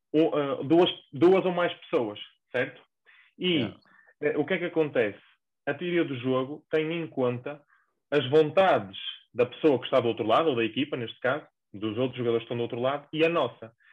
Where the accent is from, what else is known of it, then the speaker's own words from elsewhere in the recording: the North, Norte, Portugal; accent: northern; moved away as an adult; now in Lisbon, Portugal; encontro-me a trabalhar em Lisboa, uh, mas para os que se calhar já deram por ela, eu sou do Norte, causa do meu sotaque